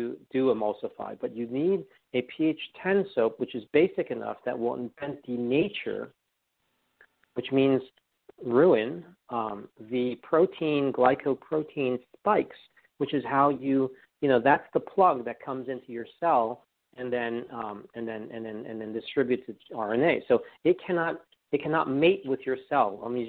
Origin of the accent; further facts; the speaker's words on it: New York, United States; I learned that from being a New Yorker and right outside of this epicenter, right?